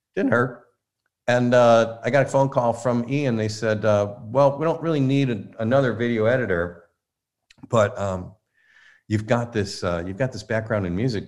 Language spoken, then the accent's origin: English; Inkster, Michigan, United States; also born or lived in Detroit; I grew up in Inkster, Michigan, so that's West Side